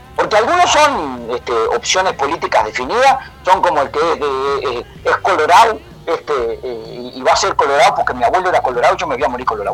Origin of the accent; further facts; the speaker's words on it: Montevideo, Uruguay; yo soy de Montevideo, aunque hablo así medio raro, nací, me crié en Montevideo